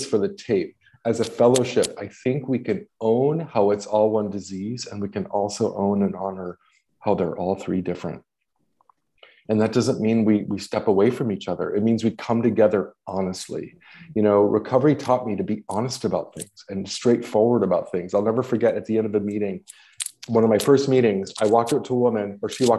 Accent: Los Angeles, California, United States; I'm from Los Angeles.

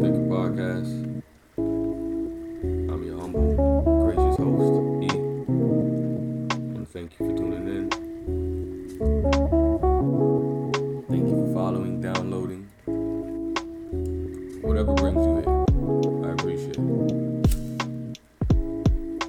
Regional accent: Minneapolis, Minnesota, United States; I'm from Middle America, Minneapolis, Minnesota, right up the street from Chicago

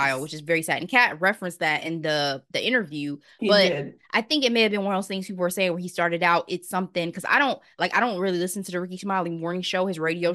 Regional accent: Dayton, Ohio, United States; Dayton, Ohio, by the way, my hometown

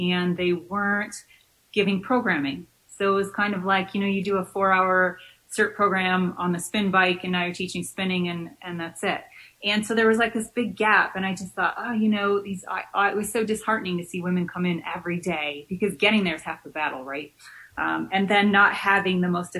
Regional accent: Michigan, United States; I'm from Michigan

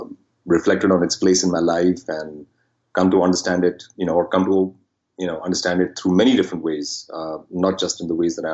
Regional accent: Delhi, India; I grew up in Delhi in the 1970s

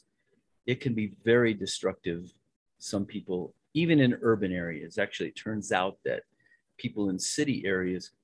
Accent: Western Slope, Colorado, United States; I was born in the Western Slope over there, and it was a great little place.

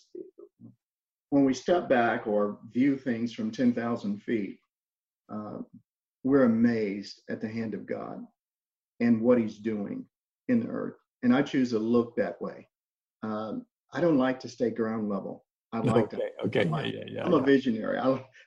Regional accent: Louisiana, United States; also born or lived in Missouri; now in Alabama, United States; I'm originally from Louisiana. That's where I grew up at.

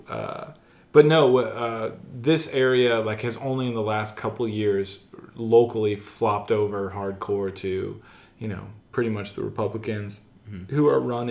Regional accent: United States; also born or lived in Missouri; my experience as an American, what the ideals I hold dearly as an American are

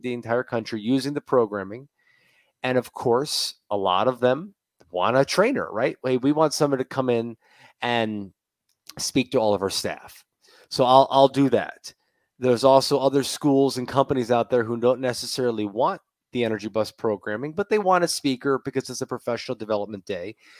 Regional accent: Tampa, Florida, United States; I'm a Bucks fan, I'm from Tampa

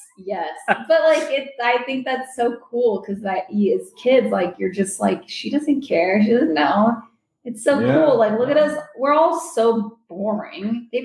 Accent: California, United States; I grew up in the Silicon Valley. I was obsessed with technology. I was always exposed to it.

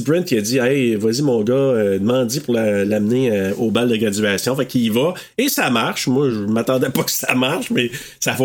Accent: Maniwaki, Quebec, Canada; je viens de Maniwaki

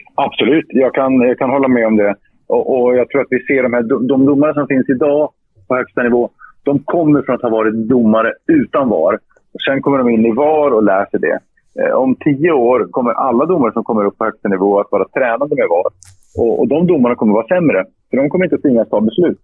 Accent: Luleå, Norrbotten County, Sweden; Jag gick fotbollsskolan i Luleå, min hemstad.

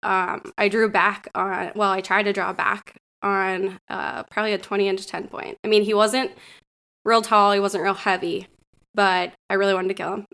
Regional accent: Northwestern Pennsylvania, United States; moved away as an adult; also born or lived in Connecticut / Richmond, Virginia; I grew up here in Northwestern Pennsylvania

